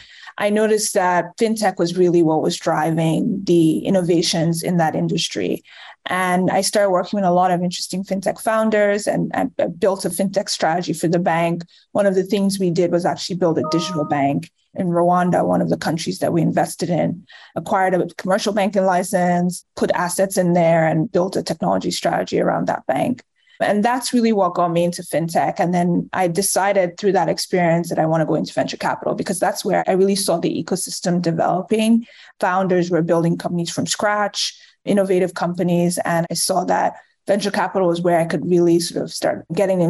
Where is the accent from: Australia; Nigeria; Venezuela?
Nigeria; moved away; also born or lived in Chicago, United States / England / New York, United States; I'm originally from Nigeria, but I was born in Chicago in the US. I lived in Nigeria for most of my life